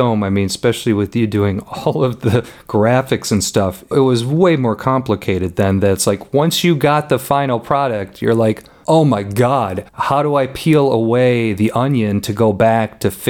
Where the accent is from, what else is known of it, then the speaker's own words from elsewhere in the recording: Illinois, United States; And we just mentioned that, yeah, we're from Illinois.